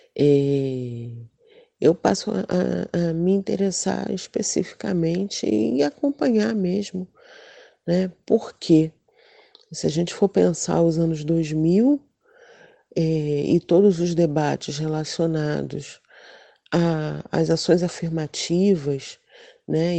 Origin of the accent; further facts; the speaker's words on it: Rio de Janeiro, Brazil; Madureira, que é um bairro onde eu nasci e passei parte da minha vida